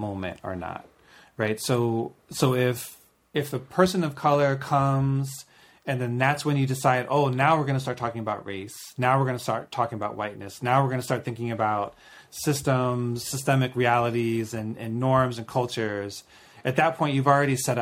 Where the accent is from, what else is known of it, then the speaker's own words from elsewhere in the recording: Maryland, United States; growing up in Maryland